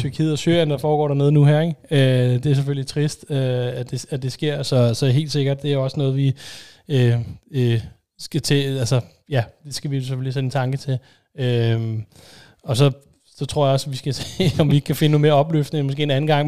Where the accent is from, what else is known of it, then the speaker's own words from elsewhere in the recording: Denmark; som dansker